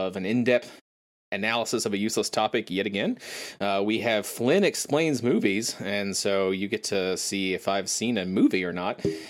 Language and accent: English; Maysville, Kentucky, United States; I actually grew up less than a mile from that distillery